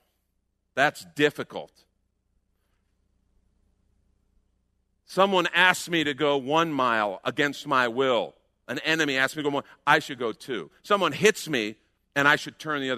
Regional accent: United States; We're American Christians

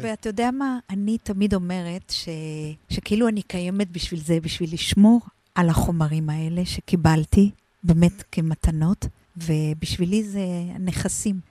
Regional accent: Israel; also born or lived in Argentina; חזרנו הביתה לקיבוץ, אני בת קיבוץ שרמקים

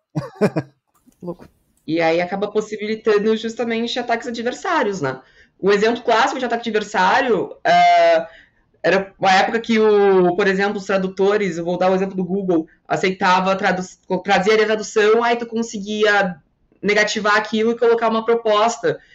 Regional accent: Porto Alegre, Rio Grande do Sul, Brazil; accent: southern ("aqui no Sul", tu vai); aqui em Porto Alegre, de onde eu sou

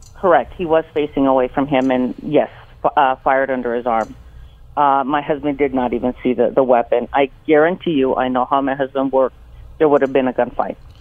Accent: El Salvador; now in Los Angeles, United States; I was born in El Salvador, and uh, my parents brought me here to Los Angeles in uh, 1974

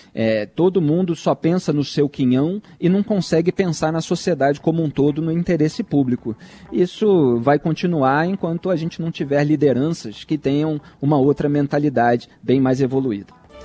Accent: Rio de Janeiro, Brazil; Cresci no Rio de Janeiro vendo ele é, comendo e tomando chopp com os amigos na Cobal do Leblon

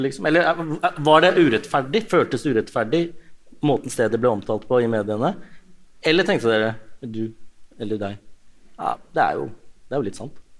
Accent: Ås, Akershus, Norway; Jeg har vokst opp i Ås kommune, da, som er ganske mye tryggere

